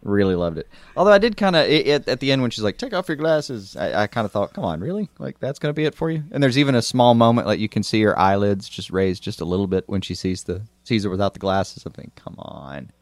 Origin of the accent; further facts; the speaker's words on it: United States; we're American